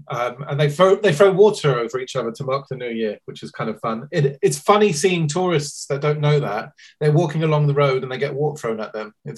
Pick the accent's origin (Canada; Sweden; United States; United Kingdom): United Kingdom; I'm half Irish, half Indian. Obviously, tea comes from India. Irish people per square mile drink the most tea in the world. And I was brought up in Britain, which has a massive tea culture.